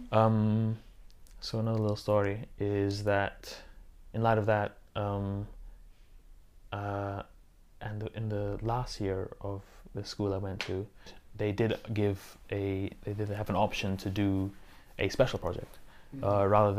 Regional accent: Singapore; moved away; growing up in Asia, in which there's a lot of pressure to succeed academically

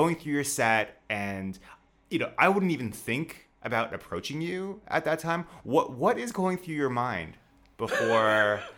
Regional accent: Wells-next-the-Sea, East of England, United Kingdom; moved away as an adult; now in Beijing, China; I grew up in Norfolk in the UK.

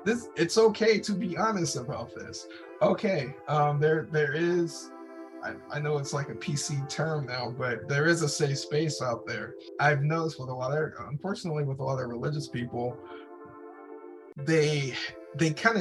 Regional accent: United States; born and raised in the United States

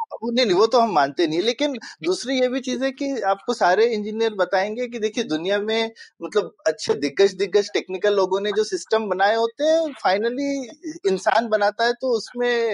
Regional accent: Uttar Pradesh, India; मैं यूपी में बड़ा हुआ हूँ

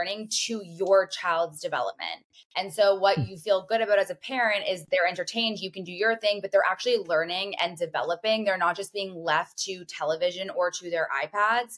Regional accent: Canada; I am from Canada.

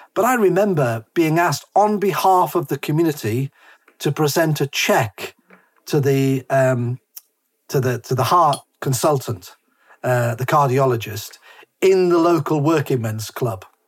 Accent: Whitley Bay, North East England, United Kingdom; moved away; also born or lived in Harrogate; I, I, lived in in Monkseaton, Whitley Bay, Tyneside, which is posh Tyneside. I've even got a mug which says "I'm posh Geordie,"

